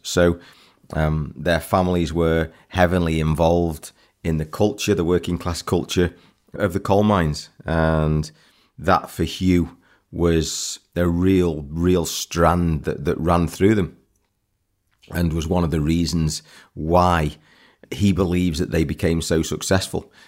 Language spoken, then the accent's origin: English; England, United Kingdom; I'm an Englishman.